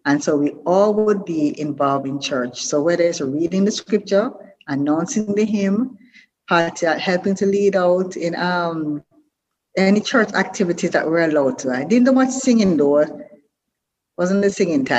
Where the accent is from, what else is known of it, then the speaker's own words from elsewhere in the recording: Brown's Town, Saint Ann, Jamaica; I'm born in Watttown, Jamaica, little district, but I grew up in Bambo, St. Anne, and Brownstown, St. Anne